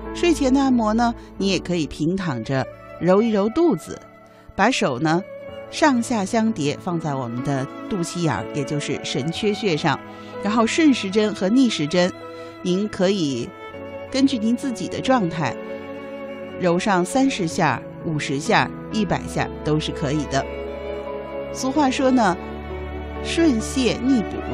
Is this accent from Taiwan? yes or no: no; China; 我们中国人